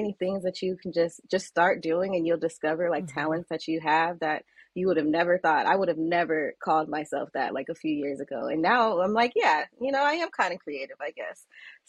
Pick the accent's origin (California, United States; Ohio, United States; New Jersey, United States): California, United States; Southern; moved away as an adult; also born or lived in Washington, D.C.; I'm from Southern California.